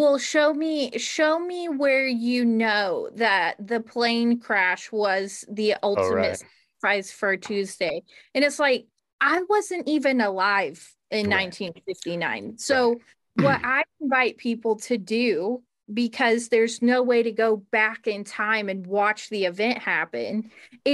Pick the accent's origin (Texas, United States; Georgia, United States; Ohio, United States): Ohio, United States; I'm from Ohio